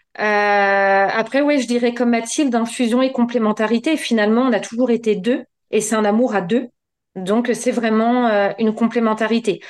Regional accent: Normandy, France; je suis normande, j'habite à Tuissignol euh, un petit village dans le département de l'Eure

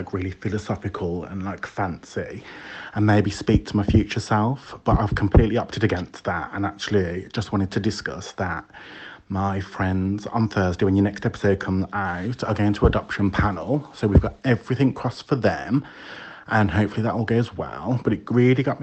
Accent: Wolverhampton, West Midlands, United Kingdom; I am from a beautiful spot of the world called Wolverhampton, which is down the road from Birmingham in the West Midlands of the UK

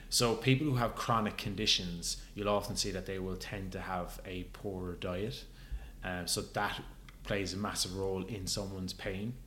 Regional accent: Ireland; growing up in Ireland

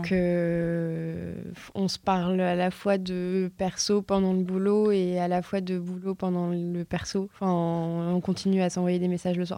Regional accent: Lille, Hauts-de-France, France; je suis lilloise

